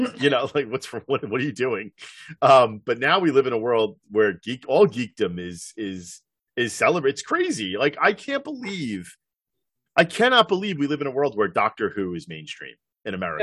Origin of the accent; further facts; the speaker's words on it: New York, United States; I grew up in New York